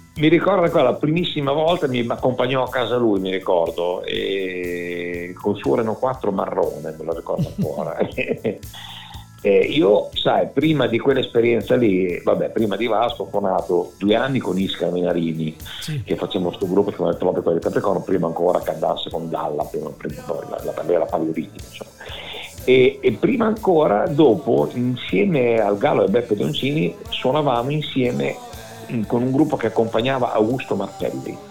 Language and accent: Italian; Bologna, Emilia-Romagna, Italy; also born or lived in Milan; sono nato a Milano, poi dopo alla tenera età di quattro, cinque anni, mi ricordo, mio papà è venuto a lavorare a Bologna